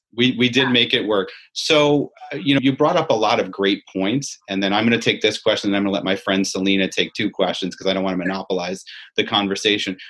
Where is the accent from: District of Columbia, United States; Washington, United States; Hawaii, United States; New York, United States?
New York, United States; Syracuse; I grew up in Syracuse, as you see by my orange shirt